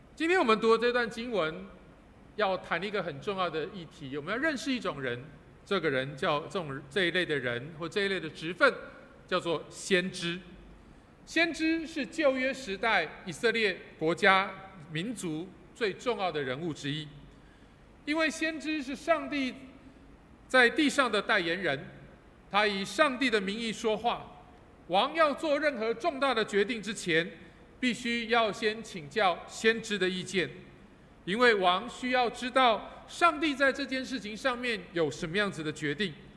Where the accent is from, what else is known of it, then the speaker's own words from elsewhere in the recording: Taipei, Taiwan; moved away as an adult; now in Kaohsiung, Taiwan; 我是台北人，然后，啊，弯刀大帮嘎，啊，我是帮嘎囡仔。 然后我在西门町长大的，啊，所以，呃，呃，我读西门国小，然后重要商场很熟